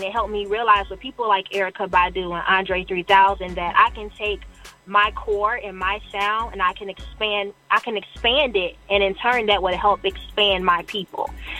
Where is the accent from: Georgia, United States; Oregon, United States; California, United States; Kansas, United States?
Georgia, United States; Atlanta; now in Arizona, United States